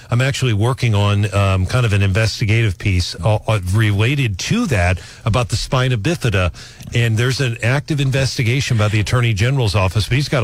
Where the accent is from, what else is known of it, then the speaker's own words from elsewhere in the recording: St. Louis, Missouri, United States; I grew up in St. Louis, as did you.